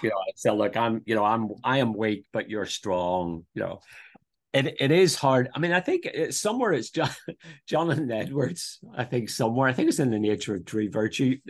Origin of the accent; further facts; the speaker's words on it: Northern Ireland, United Kingdom; moved away as an adult; also born or lived in Dublin, Ireland; now in Brisbane, Australia; I'm, I'm from Northern Ireland, uh, born just outside Belfast